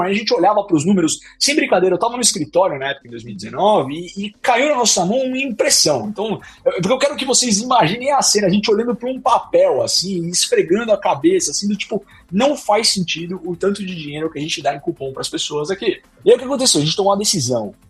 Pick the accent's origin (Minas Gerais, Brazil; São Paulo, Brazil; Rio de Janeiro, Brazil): São Paulo, Brazil; eu sou originalmente da Moca, em São Paulo